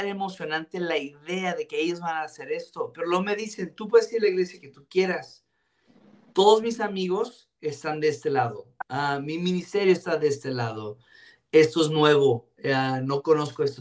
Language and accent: Spanish; Ciudad Juárez, Chihuahua, Mexico; crecí en Vino Nuevo Juárez, mi abuelo siendo el pastor